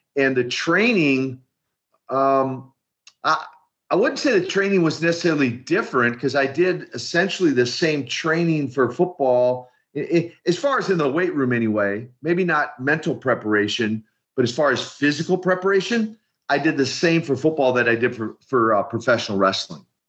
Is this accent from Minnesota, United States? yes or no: yes; Minneapolis, Minnesota, United States; I come from uh, a background in Minneapolis, Minnesota, where the official title would be Minneapolis Housing Authority. Uh, in our vernacular, the projects and the ghettos of Minneapolis